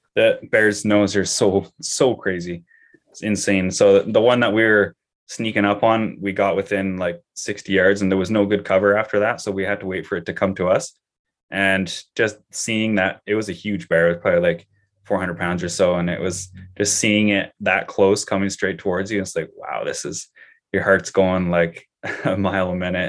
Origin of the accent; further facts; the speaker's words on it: Canada; as just a Canadian citizen